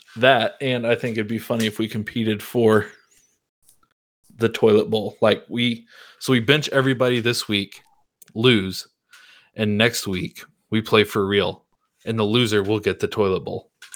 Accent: Missouri, United States; someone who has lived in Missouri the full thirty-two years of my life

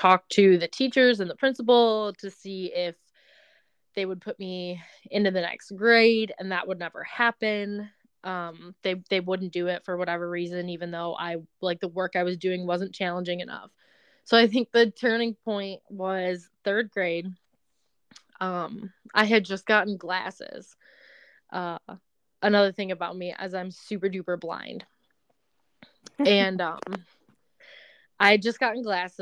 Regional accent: Belleville, Michigan, United States; moved away as an adult; also born or lived in Colorado; now in northern Michigan, United States; I was born and raised in Belleville, Michigan

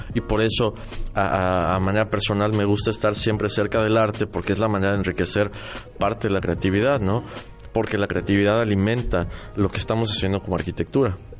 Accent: Mexico City, Mexico; also born or lived in Querétaro; now in Mérida, Mexico; yo nací en la Ciudad de México, viví muchos años en Querétaro. Hace 10 años vivo aquí

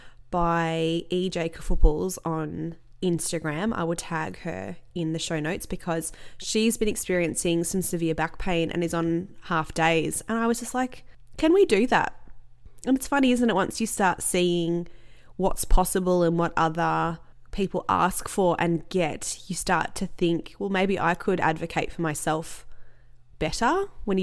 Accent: Australia; I'm Australian

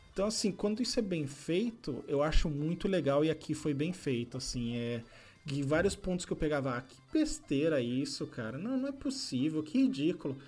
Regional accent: Brazil; como bom brasileiro

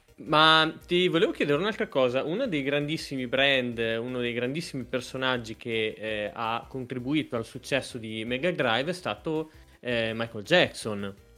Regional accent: Modena, Emilia-Romagna, Italy; io sono di Modena

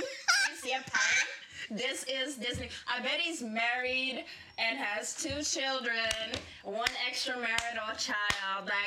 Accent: Curaçao; now in Netherlands; I was from Curacao

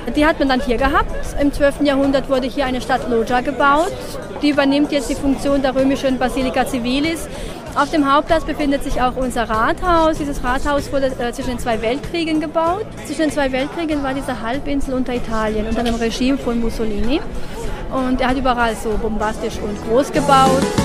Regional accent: Zadar, Zadar County, Croatia; hier bei uns in Sada

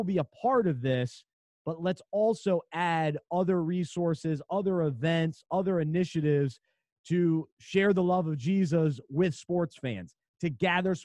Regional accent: Charlotte, North Carolina, United States; I grew up in Charlotte

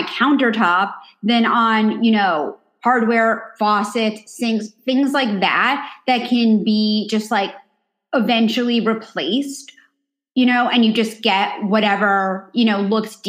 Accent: New York City, New York, United States; I grew up in New York City

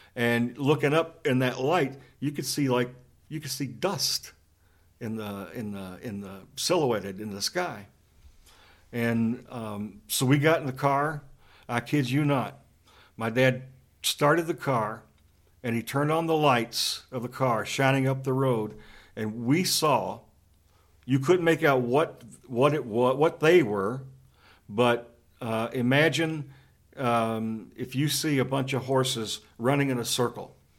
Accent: Western Kentucky, United States; I grew up in Western Kentucky

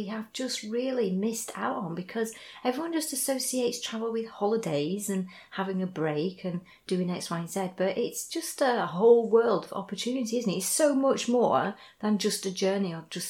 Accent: Lancashire, North West England, United Kingdom; moved away as an adult; also born or lived in Hull / Surrey; I'm from Lancashire. I don't think I've ever really lost that lilt. I went to university in Yorkshire in Hull and then down lived in Surrey for 12 years. And I certainly haven't got a southern accent.

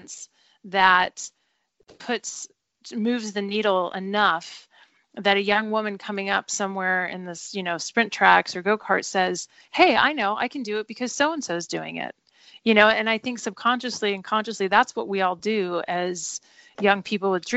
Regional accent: Southern California, United States; I grew up in Southern California

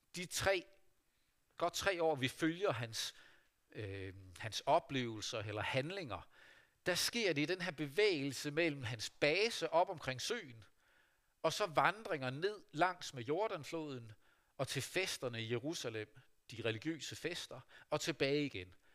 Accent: Vestervig, North Denmark Region, Denmark; Da jeg var barn og ung menneske hjemme i Vestervig

